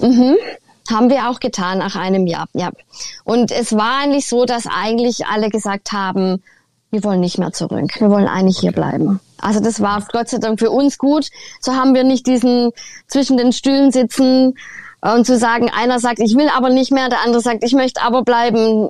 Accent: Germany; moved away as an adult; now in Canada; aus Deutschland

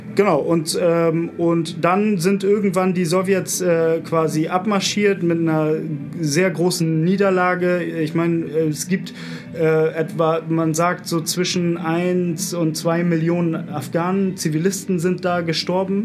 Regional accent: Bremen, Germany; moved away as an adult; now in Berlin, Germany; Ich komme eigentlich aus Bremen

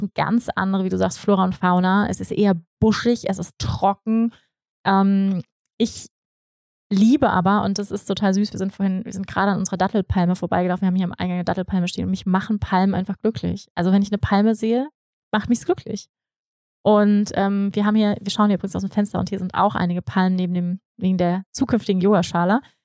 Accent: Hamburg, Germany; moved away as an adult; also born or lived in Bavaria / Bali; ich komme aus Hamburg, aus dem Flachland, ne? also so wie ich aufgewachsen bin

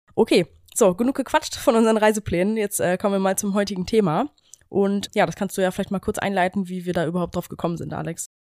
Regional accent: Germany; wir kommen ja ähm, aus Deutschland da aus der Ecke quasi, direkt an der Grenze von Holland

